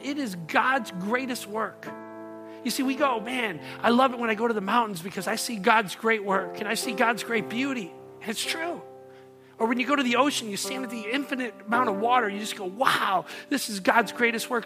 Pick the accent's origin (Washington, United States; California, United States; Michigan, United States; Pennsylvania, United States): Michigan, United States; North Monroe County; moved away as an adult; also born or lived in Downriver, Michigan; now in Taylor, United States; I grew up in North Monroe County, hung out a lot in southern part of Downriver